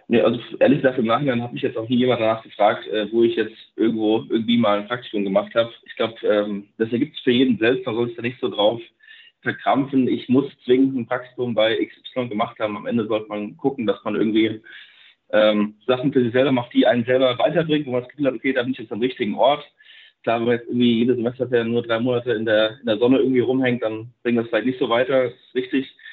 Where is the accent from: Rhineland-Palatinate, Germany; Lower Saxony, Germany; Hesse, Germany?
Hesse, Germany; Darmstadt; ich bin ja selber aus Darmstadt selber